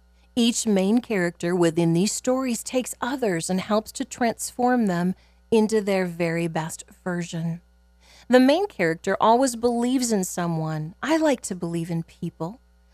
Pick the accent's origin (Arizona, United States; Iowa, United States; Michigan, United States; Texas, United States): Iowa, United States; Clarinda; As someone who personally grew up in Clarinda, I can tell you that it was a community that was proud of the good work